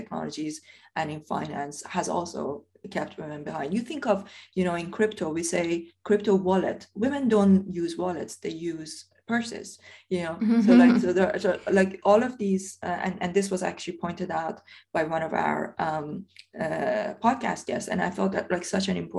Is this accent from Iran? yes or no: yes; Iran; now in United Kingdom; when I was growing up in Iran